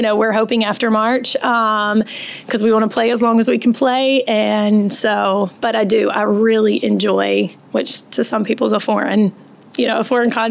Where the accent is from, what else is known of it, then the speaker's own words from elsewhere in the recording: 30-45 minutes from Virginia Tech, United States; now in Cary, United States; I was raised in Virginia. Um, about 30, 45 minutes from Virginia Tech, so oh, right in the mountains, and it's equally as beautiful there.